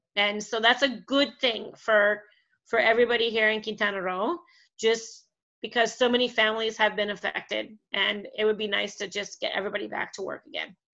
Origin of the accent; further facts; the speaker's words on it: Canada; now in Mexico; I'm Canadian, um, and of course all my family is in Canada